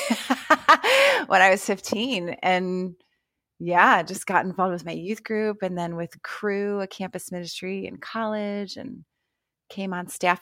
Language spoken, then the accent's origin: English; Ohio, United States; I'm from Ohio